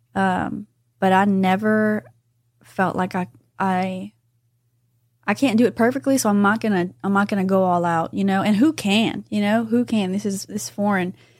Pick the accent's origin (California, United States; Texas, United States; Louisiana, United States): Louisiana, United States; New Iberia; I'm from New Iberia